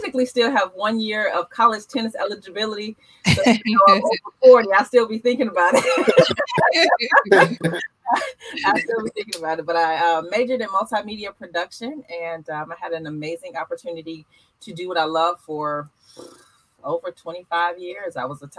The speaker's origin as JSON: {"language": "English", "town": "Markham", "region": "Illinois", "country": "United States", "tie": "born or raised there", "moved": "yes", "said": "I am originally from, I was born and raised in Markham, Illinois, which is a south suburb of Chicago."}